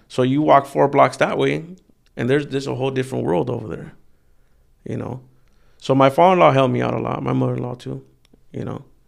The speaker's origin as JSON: {"language": "English", "town": "Wilmington", "region": "California", "country": "United States", "tie": "born or raised there", "said": "I grew up in Wilmington"}